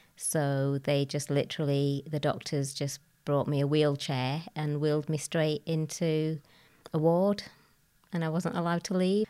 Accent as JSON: {"language": "English", "town": "Bradford", "region": "Yorkshire and the Humber", "country": "United Kingdom", "tie": "born or raised there", "said": "I was born in Bradford, an only child. I lived, uh, with my grandparents, uncles, aunts, cousins"}